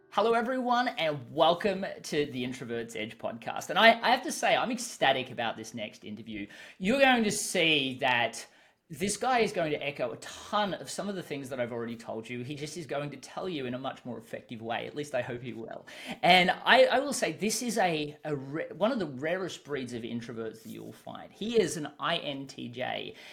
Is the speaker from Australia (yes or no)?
yes; Australia; I'm an Australian, so I tend to speak a little bit faster